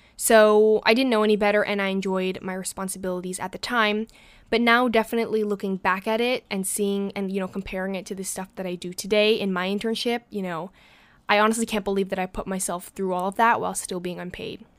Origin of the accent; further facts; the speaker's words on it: New York City, New York, United States; being a New Yorker myself